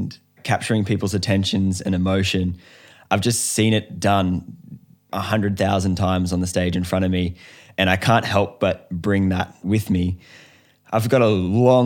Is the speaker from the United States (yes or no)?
no; Australia